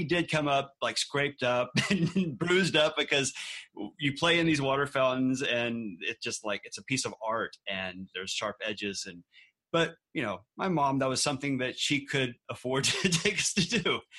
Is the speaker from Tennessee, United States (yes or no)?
no; Galveston, Texas, United States; born or raised there